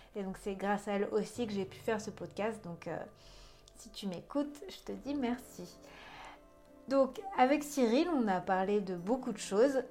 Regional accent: Breton, Brittany, France; je suis bretonne aussi

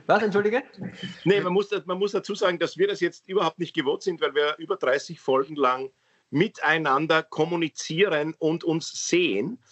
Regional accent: Austria; Ich bin hier geboren

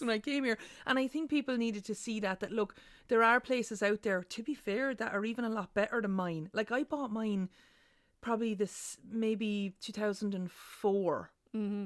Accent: Ireland; our legacy as Irish people

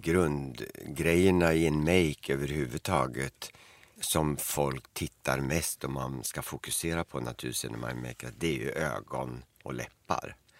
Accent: Eskilstuna, Södermanland, Sweden; hemma i Eskilstuna.

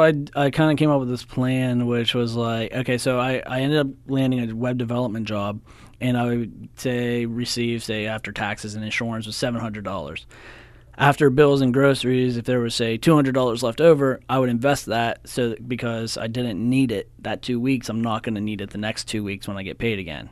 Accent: Cresson, Pennsylvania, United States; I'm from Crescent. I graduated from Penn Cambry in two thousand six

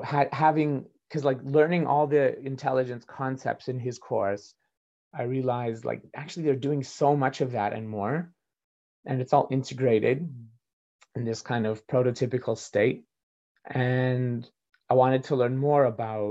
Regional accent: Calgary, Alberta, Canada; when I was an undergraduate student in Calgary, it's my hometown

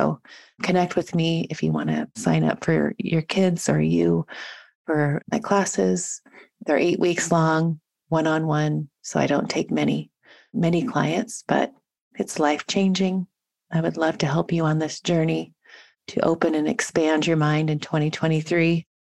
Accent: Washington, United States; moved away as an adult; also born or lived in Montana; now in San Diego, United States; my home state in Redmond, Washington

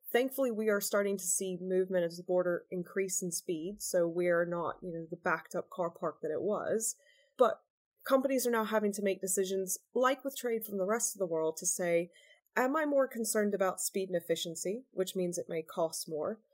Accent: United States; now in United Kingdom; I was born in the US. I'm dual American British.

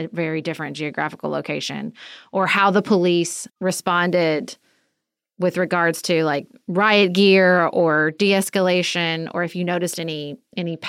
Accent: Paducah, Kentucky, United States; I'm from Paducah.

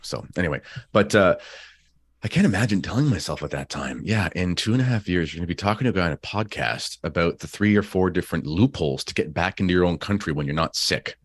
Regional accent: Canada; as a Canadian

